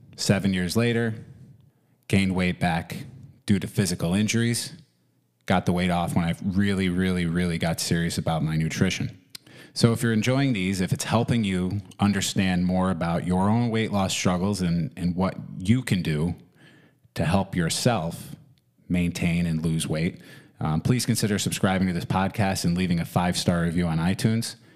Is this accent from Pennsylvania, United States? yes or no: no; New York, United States; also born or lived in Florida; I began skiing in the winters here in New York